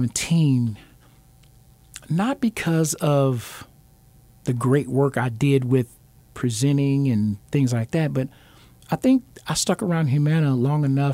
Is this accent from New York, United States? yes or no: no; Alabama, United States; moved away; I'm originally from Alabama, and I've always been taught or raised, I'm a Southern gentleman.